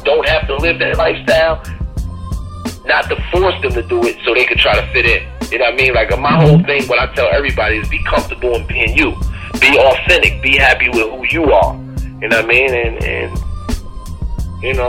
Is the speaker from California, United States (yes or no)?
no; Albany, New York, United States; now in Brooklyn, United States; I was born in Albany, New York, which is upstate